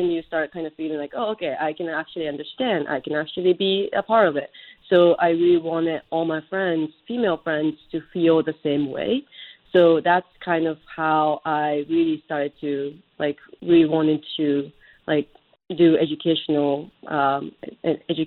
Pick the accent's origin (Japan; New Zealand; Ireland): Japan; now in United States; I grew up in Japan